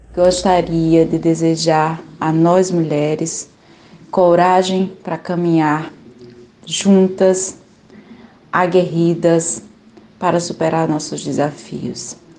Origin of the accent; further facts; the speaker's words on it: Ceará, Brazil; now in Alagoas, Brazil; me acolhe como cearense aqui nesse estado tão maravilhoso